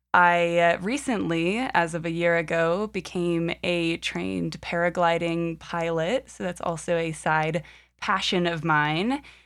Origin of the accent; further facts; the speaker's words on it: Alexandria, Virginia, United States; So I was born in on the East Coast in Alexandria, Virginia. No, I won't go that far back, but I am born and raised in the U.S., and I am currently 24 years old.